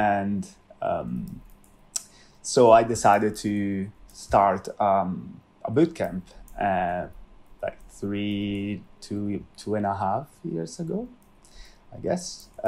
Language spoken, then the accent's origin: English; Italy; English is a second language; moved away as an adult; now in London, United Kingdom; But when I had the possibility to start an internship here in London, so I moved from Italy to London.